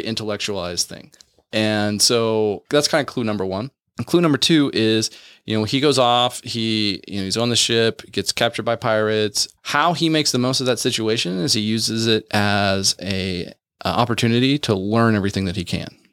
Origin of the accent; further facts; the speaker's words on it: West Virginia, United States; I grew up in West Virginia